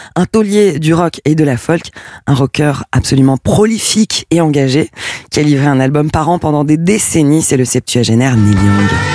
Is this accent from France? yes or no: yes; France; du côté de chez nous, en France